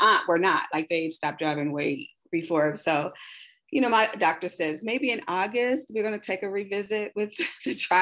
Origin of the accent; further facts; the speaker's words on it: Kansas City, Missouri, United States; I'm from the Midwest, KC Mo, home of barbecue and jazz